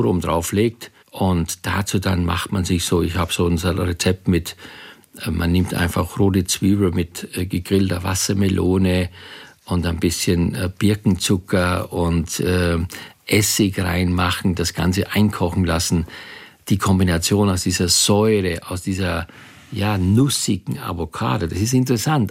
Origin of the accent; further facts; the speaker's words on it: Styria, Austria; ich komme ja aus der Steiermark, bin auf dem Bauernhof groß geworden